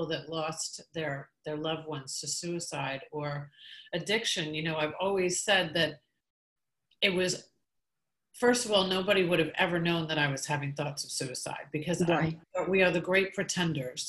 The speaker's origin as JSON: {"language": "English", "region": "New York", "country": "United States", "said": "I'm from New York"}